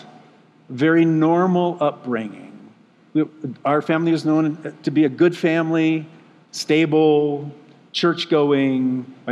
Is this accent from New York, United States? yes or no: no; Moose Lake, Minnesota, United States; We had rose-colored glasses on as we were growing up in Moose Lake.